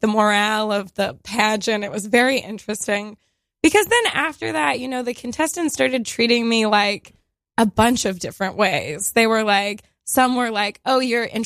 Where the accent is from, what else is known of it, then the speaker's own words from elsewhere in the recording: Texas, United States; moved away as an adult; I'm from Texas as well